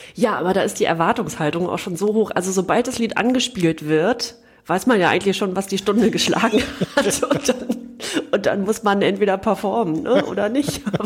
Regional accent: East Germany, Germany; Als Ostdeutsche

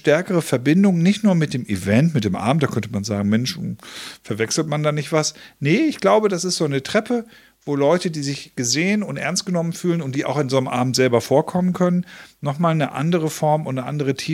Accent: North Germany, Germany; born there; Gut, muss ich als geborener Norddeutscher, muss ich das auch nicht ständig haben.

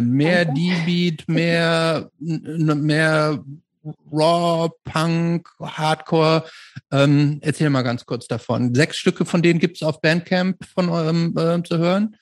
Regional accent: Germany; bei uns in Deutschland

